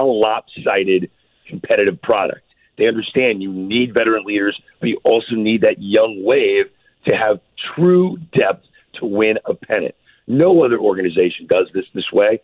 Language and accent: English; St. Louis, Missouri, United States; I grew up watching in St. Louis